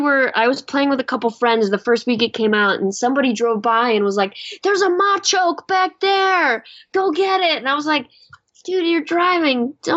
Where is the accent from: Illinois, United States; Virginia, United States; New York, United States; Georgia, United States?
Illinois, United States; Chicago; moved away; I grew up in Chicago.